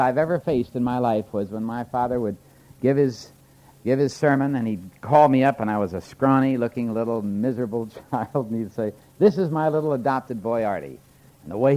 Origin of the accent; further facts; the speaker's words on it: Moose Jaw, Saskatchewan, Canada; moved away; I was born in Moose Jaw, Saskatchewan, away up in the plains of Canada